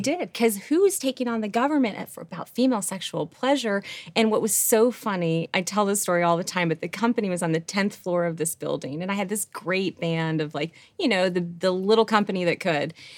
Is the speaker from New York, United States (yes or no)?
yes; Rochester, New York, United States; I grew up in Rochester, New York, like, wrong side of the tracks